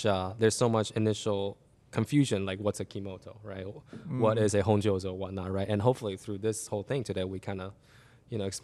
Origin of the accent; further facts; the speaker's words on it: Taiwan; moved away; also born or lived in Japan; growing up in Taiwan where it's super humid, and Japan